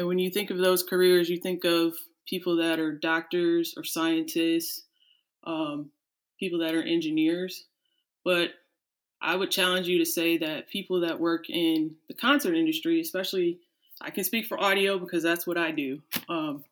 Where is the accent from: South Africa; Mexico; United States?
United States; Cleveland, Ohio; moved away as an adult; now in Florida, United States; I grew up outside Cleveland